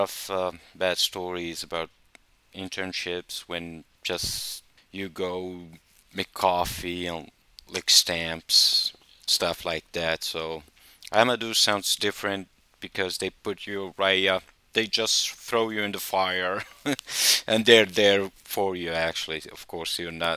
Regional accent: Morocco; moved away; I'm originally from Morocco

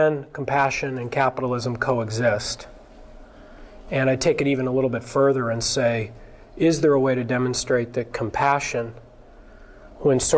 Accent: Berkeley, California, United States; also born or lived in San Francisco; I grew up in Berkeley.

